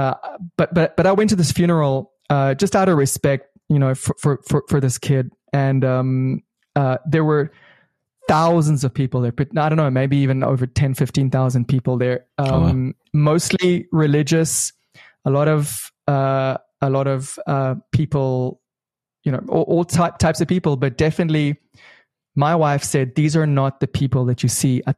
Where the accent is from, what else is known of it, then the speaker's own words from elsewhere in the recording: South Africa; moved away as an adult; also born or lived in Israel; now in Ra'anana, Israel; I was born in Israel, grew up in South Africa under apartheid